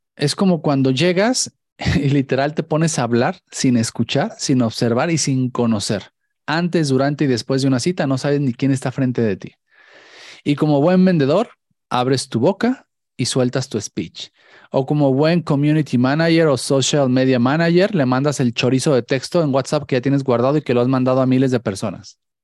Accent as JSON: {"language": "Spanish", "country": "Mexico", "said": "como mexicanos"}